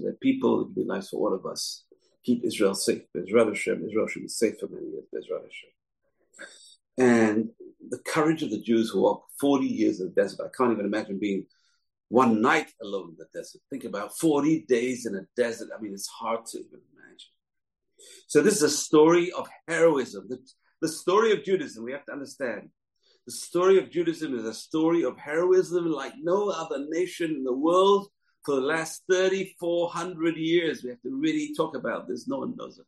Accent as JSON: {"language": "English", "region": "England", "country": "United Kingdom", "tie": "born or raised there", "said": "Growing up as a little kid in England in the 60s, in the 70s"}